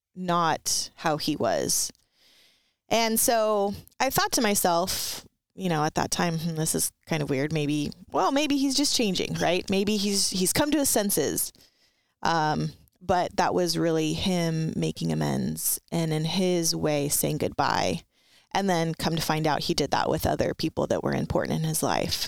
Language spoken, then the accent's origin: English; Ventura, California, United States; I grew up in Ventura County, and it's not really rural, um, and it's, it's kind of more like a beach, um, city, uh, where I grew up, it was the city of Ventura.